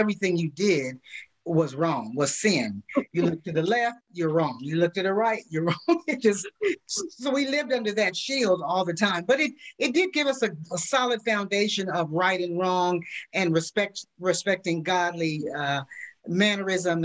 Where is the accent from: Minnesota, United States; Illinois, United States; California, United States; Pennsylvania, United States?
California, United States; I'm from California, born and raised